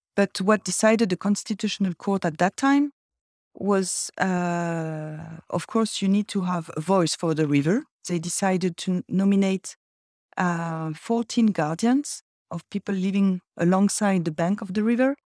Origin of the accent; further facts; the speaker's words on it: Brittany, France; I'm from Brittany. I'm originally from Brittany